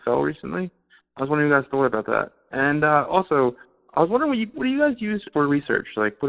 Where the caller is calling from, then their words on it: Philadelphia, Pennsylvania, United States; from Philly